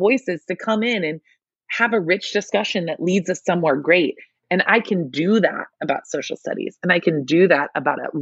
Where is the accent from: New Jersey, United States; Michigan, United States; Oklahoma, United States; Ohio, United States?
Michigan, United States; I'm in Michigan, I grew up in Michigan, I should say